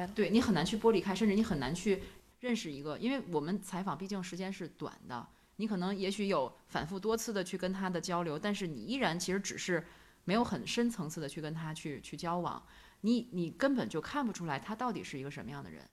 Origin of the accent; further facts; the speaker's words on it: northern China, China; 毕竟我们是北方人嘛